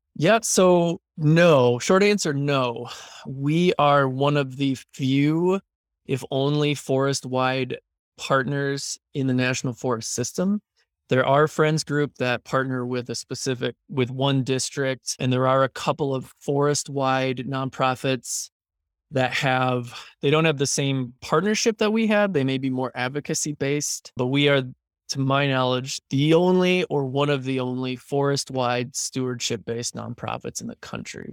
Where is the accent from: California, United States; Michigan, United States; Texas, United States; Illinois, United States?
Michigan, United States; just south of Kalamazoo; moved away as an adult; also born or lived in Costa Rica; now in Pinedale, United States; I am a Michigan native, born and raised just south of Kalamazoo